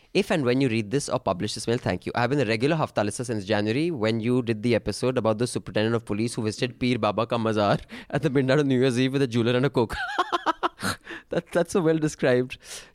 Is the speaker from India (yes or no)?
yes; Dehradun, Uttarakhand, India; Even I'm from Dehradun, by the way.